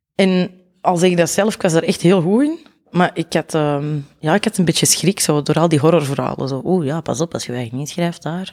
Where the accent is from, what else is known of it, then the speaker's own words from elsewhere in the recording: Mortsel, Flanders, Belgium; accent: Antwerp; also born or lived in Zurenborg, Antwerp; now in Antwerp, Belgium; ik ben origineel, zal ik maar zeggen, van Mortsel Boeghout. Eh, en op mijn 17 ben ik op Zurenborg komen wonen